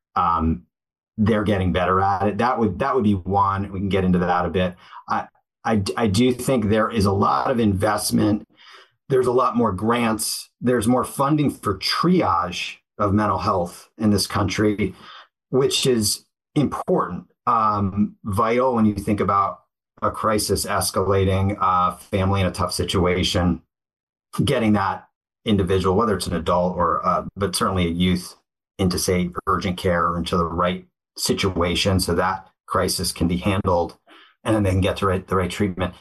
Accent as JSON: {"language": "English", "region": "Connecticut", "country": "United States", "tie": "born or raised there", "said": "I grew up in Cadet. My dad was uh, a tennis coach and worked in athletics at University of Hartford"}